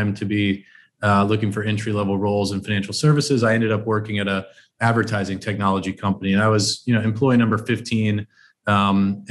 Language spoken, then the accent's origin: English; South Texas, United States; I grew up in South Texas.